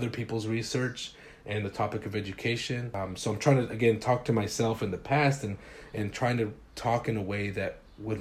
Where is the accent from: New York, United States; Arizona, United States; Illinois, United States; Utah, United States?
Utah, United States; Salt Lake City; also born or lived in Los Angeles, California; So it's a working class neighborhood on the west side of Salt Lake City, Utah